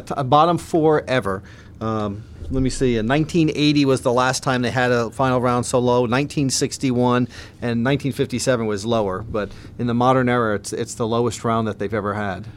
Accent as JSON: {"language": "English", "region": "New Jersey", "country": "United States", "tie": "born or raised there", "moved": "yes", "lives_now": "Illinois, United States", "said": "I, I grew up in New, New Jersey"}